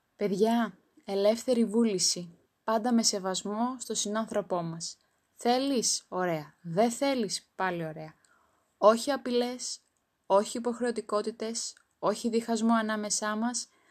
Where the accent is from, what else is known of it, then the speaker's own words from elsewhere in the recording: Greece; Είμαι υπερήφανη που είμαι Ελληνίδα